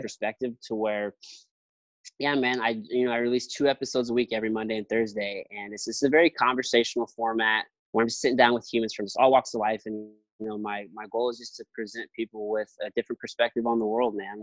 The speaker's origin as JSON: {"language": "English", "town": "Jefferson City", "region": "Missouri", "country": "United States", "tie": "born or raised there", "lives_now": "St. Louis, United States", "said": "My hometown. I'm from Jefferson City, Missouri."}